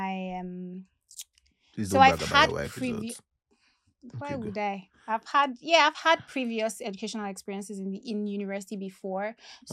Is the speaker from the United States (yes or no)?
no; Nigeria; I'm a Nigerian.